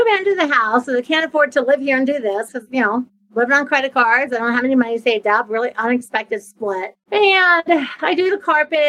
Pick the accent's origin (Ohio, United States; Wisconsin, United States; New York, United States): Ohio, United States; a small town in; moved away as an adult; now in Florida, United States; I'm from Ohio, from a small town in Ohio. I had moved to Florida. So I'd been living in Florida for a decade